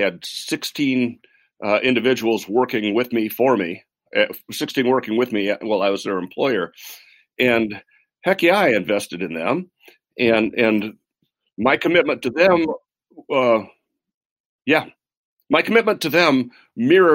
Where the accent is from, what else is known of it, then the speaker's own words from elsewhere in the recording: Midland, Michigan, United States; I grew up in Midland, Michigan